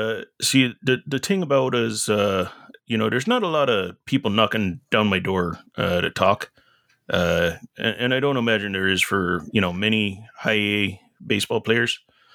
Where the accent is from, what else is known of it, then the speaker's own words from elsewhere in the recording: Menominee, Wisconsin, United States; I left Oregon a while back. I'm back in my hometown of Menominee, Wisconsin.